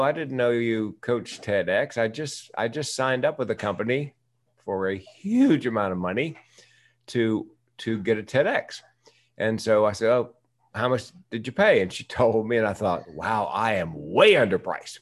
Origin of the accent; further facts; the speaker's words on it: the South, United States; I'm from the South